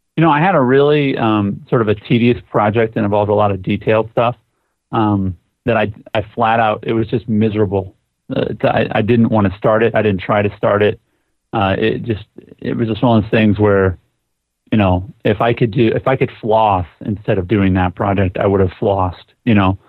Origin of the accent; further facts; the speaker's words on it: Sioux Falls, South Dakota, United States; my hometown in Sioux Falls, South Dakota.